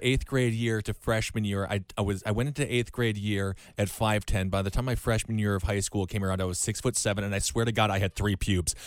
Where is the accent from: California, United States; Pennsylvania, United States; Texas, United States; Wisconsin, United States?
Wisconsin, United States; growing up in Wisconsin